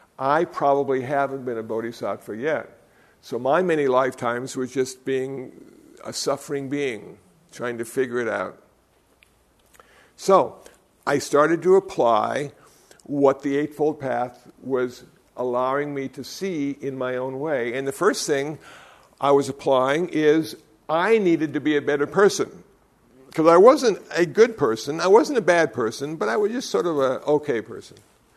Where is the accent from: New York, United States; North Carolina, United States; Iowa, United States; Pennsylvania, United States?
Iowa, United States; also born or lived in Phoenix, Arizona; I came from Iowa. I was a Lutheran. I lived in Phoenix, Arizona.